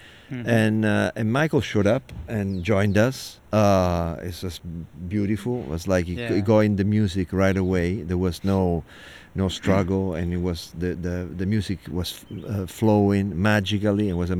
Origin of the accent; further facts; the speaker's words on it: Italy; now in New York, United States; growing up in Italy, living in New York, right now we're in Brooklyn on a stoop.